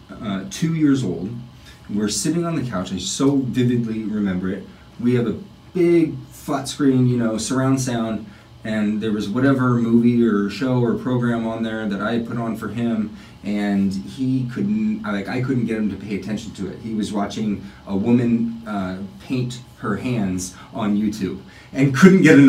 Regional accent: Everett, Washington, United States; now in Los Angeles, United States; I grew up outside of Seattle.

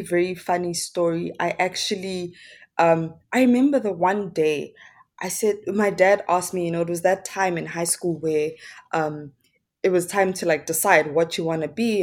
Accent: Johannesburg, Gauteng, South Africa; I'm from, born and bred in Soweto, Johannesburg

